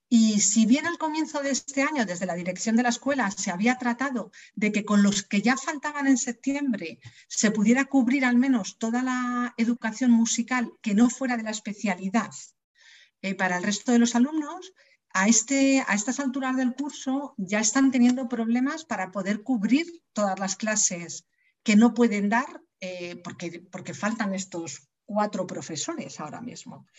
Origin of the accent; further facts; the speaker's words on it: Leganés, Community of Madrid, Spain; yo soy de Leganés de toda la vida